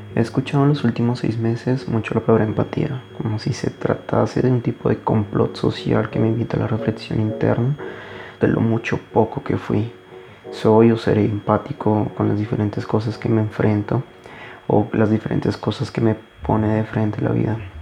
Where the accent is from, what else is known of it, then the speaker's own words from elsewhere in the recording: Colombia; en mi país, Colombia, Colombia, en mi país, Colombia